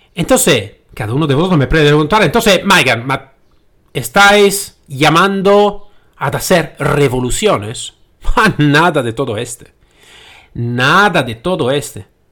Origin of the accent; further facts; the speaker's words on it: Italy; Spanish is a second language; moved away as an adult; now in Spain; Yo soy nacido en Italia. Y como podéis escuchar bien al mi acento, no soy nacido en España y no hablo eh, el, el, madre idioma del, del, castellano.